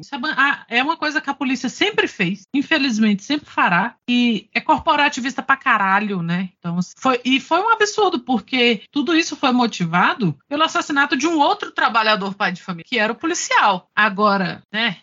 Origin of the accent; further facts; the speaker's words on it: Brasília, Federal District, Brazil; enquanto brasiliense, pessoas de Brasília vão se lembrar que a gente teve o Roriz aqui por muitos anos